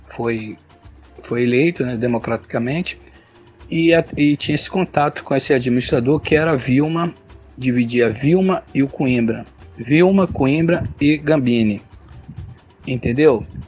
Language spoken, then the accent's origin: Portuguese; Rio de Janeiro, Brazil; sou morador da Vila Residencial da UFRJ, nasci no Fundão